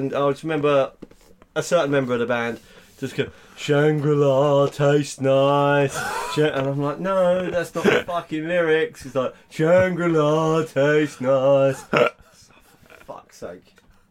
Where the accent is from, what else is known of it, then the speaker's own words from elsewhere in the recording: Harlow, East of England, United Kingdom; which is funny because I'm from Harlow, not the East End.